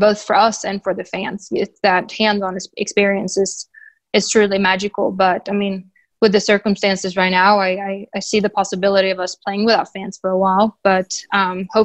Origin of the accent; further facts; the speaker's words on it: Sweden; moved away; I'm from Sweden. So I love going home.